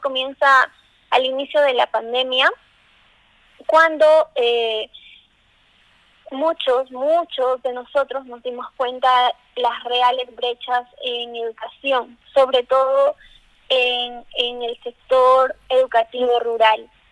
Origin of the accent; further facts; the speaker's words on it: Peru; como buen peruano